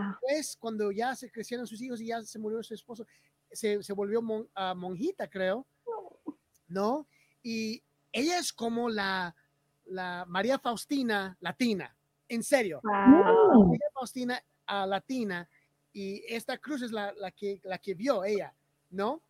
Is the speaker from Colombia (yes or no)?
no; Bolivia; yo soy boliviano